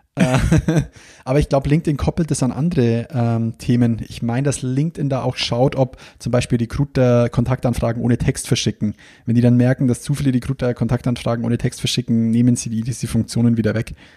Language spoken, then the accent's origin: German; Bavaria, Germany; wie bei uns daheim